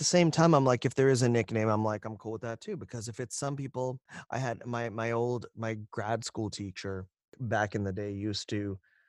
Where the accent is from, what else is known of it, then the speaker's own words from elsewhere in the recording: India; someone who could do an Indian accent for a series of books that they had coming from India, and being Indian. I was able to give them an authentic Indian accent